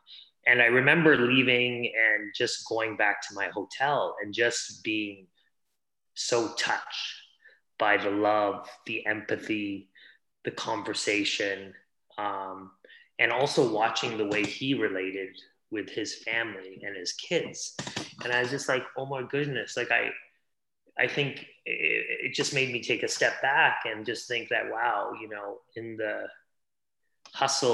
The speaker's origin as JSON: {"language": "English", "town": "Hamilton", "region": "Ontario", "country": "Canada", "tie": "born or raised there", "also_born_or_lived": "India", "said": "I was born in India, but I was brought up in Canada. So, you know, brought up outside of Toronto in a steel town called Hamilton"}